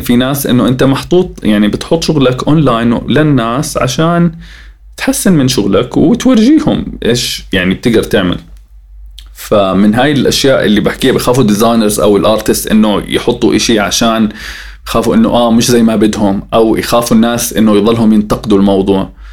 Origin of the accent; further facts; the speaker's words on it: Jordan; احنا عندنا بالاردن